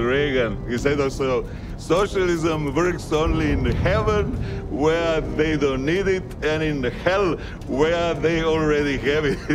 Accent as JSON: {"language": "English", "country": "Canada", "said": "we've lived with her pretty much our entire lives being Canadian"}